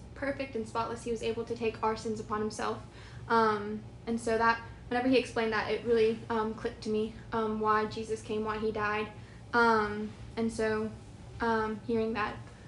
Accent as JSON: {"language": "English", "region": "Louisiana", "country": "United States", "said": "I'm from Louisiana"}